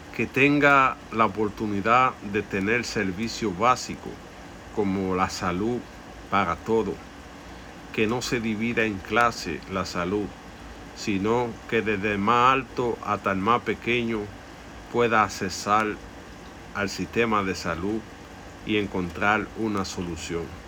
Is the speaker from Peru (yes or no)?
no; Dominican Republic; es nuestra tierra por eso debemos defender el derecho a vivir como dominicanos